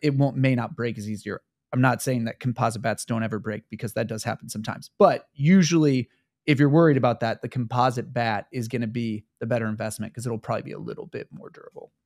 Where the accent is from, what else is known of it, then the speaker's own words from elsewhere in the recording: Kansas City, Missouri, United States; my hometown of Kansas City, Missouri